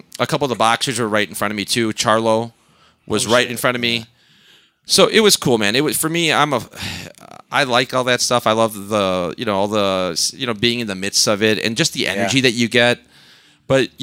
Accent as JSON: {"language": "English", "town": "Melrose Park", "region": "Illinois", "country": "United States", "tie": "born or raised there", "also_born_or_lived": "Elmhurst, Illinois / Jalisco, Mexico (family)", "said": "I grew up in Melrose Park, moved to Elmhurst"}